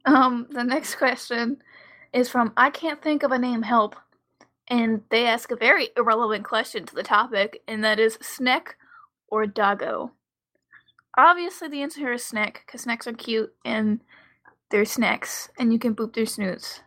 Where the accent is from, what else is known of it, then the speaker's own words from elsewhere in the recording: Maryland, United States; growing up in Maryland.